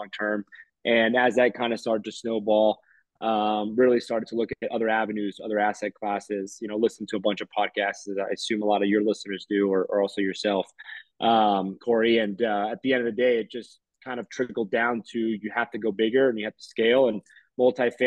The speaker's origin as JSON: {"language": "English", "town": "Miami", "region": "Florida", "country": "United States", "tie": "born or raised there", "also_born_or_lived": "Hawaii", "moved": "as an adult", "lives_now": "Denver, United States", "said": "born and raised in Miami, Florida"}